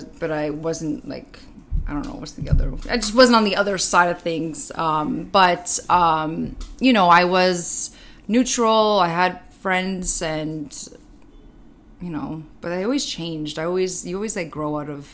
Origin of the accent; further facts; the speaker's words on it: Vaughan, Ontario, Canada; also born or lived in Toronto / Woodbridge; I actually lived in Woodbridge and then I moved to Maple. These are cities outside of Toronto, if nobody knows where they are, and they're literally 10 minutes from each other